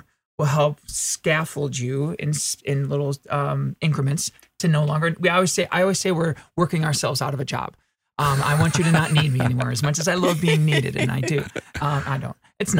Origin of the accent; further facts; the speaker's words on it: Midwest, United States; Well, so I'm from the Midwest and I'm taught to be humble